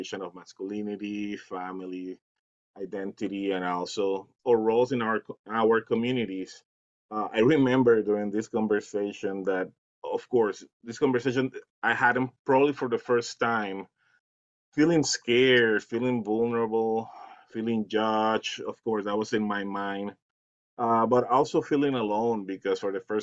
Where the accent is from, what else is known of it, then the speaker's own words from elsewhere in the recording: Puerto Rico; also born or lived in Dominican Republic; now in Eagan, Minnesota, United States; I'm from Puerto Rico, but I also live around 7 years in the Dominican Republic